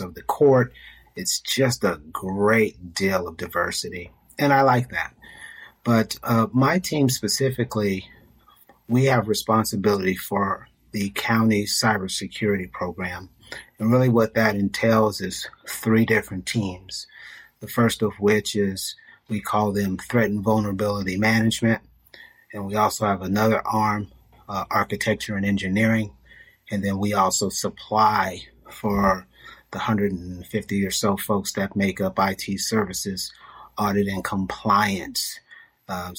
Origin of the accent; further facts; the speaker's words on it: California, United States; Born and raised in California